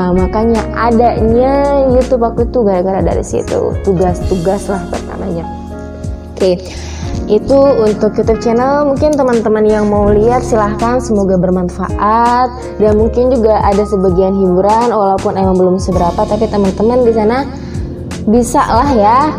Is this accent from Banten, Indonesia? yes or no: yes; Serang, Banten, Indonesia; Aku ini kan dari Serang Banten, bertepatan di Kecamatan Keramat Watu.